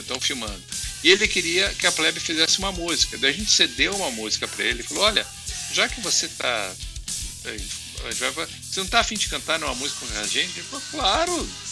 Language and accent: Portuguese; Curitiba, Paraná, Brazil; eu sou de Curitiba